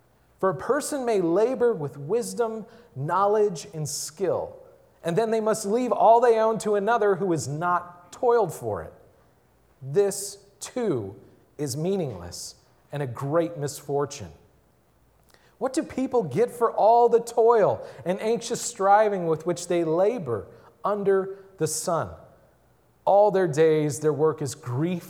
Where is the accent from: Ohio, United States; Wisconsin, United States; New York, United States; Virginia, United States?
Wisconsin, United States; Milwaukee; I grew up in Milwaukee